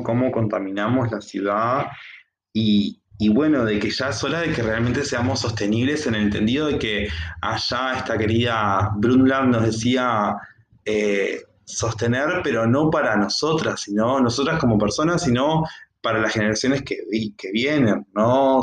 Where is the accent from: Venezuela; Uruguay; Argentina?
Uruguay; como uruguayos y uruguayas que somos